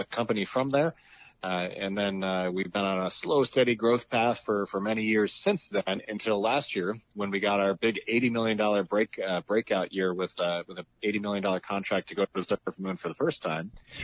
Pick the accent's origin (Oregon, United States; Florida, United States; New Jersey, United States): New Jersey, United States; moved away as an adult; now in Pittsburgh, United States; So I grew up in New Jersey